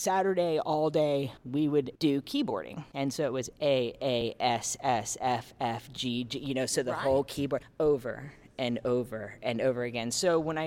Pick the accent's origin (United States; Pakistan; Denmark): United States; Northern California; where I grew up in Northern California, just for everybody who wanted to know, I am not a Southern California girl